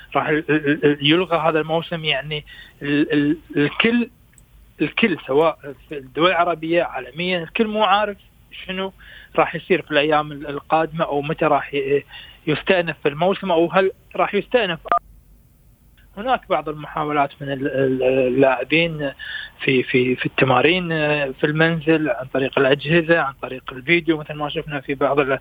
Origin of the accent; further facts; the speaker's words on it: Kuwait; احنا عندنا في الكويت